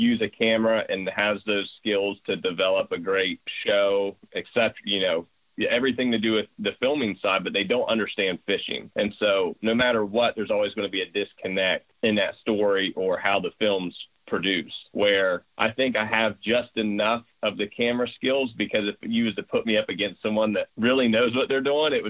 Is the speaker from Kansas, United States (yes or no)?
no; Ohio, United States; we're from Ohio